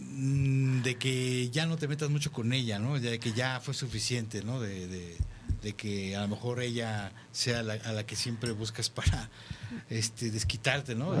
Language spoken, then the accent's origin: Spanish; Mexico